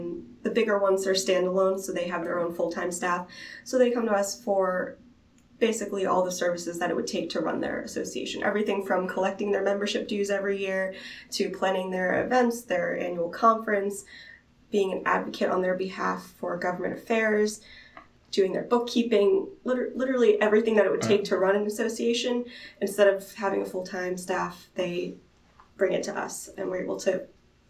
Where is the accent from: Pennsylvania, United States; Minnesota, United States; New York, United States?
Pennsylvania, United States; Philadelphia; I'm from Philly, 26 years old. Been in Philly my whole life